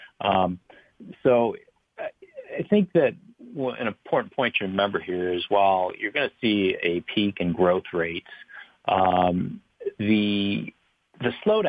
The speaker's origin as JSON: {"language": "English", "town": "Long Beach", "region": "California", "country": "United States", "tie": "born or raised there", "moved": "yes", "said": "when I grew up in Long Beach as a child"}